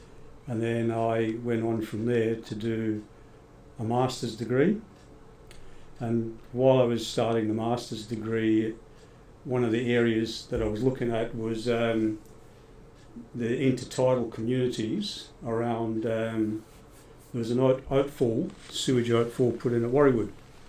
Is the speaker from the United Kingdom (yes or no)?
yes; Scotland, United Kingdom; now in Australia; And then when I came over to Australia from Scotland, I got into science, did a science degree at Sydney University.